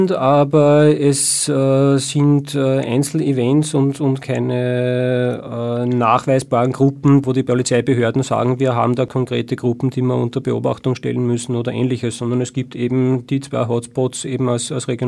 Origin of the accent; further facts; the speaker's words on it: Austria; Und als Nicht-Deutscher fühle ich mich als Österreicher durchaus äh, betroffen